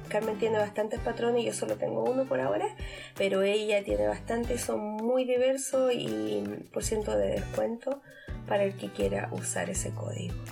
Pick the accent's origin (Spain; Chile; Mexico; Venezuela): Chile; moved away; aunque yo soy chilena, hay algunos términos que por haber salido tan, hace tantos años de Chile, eh, no entiendo.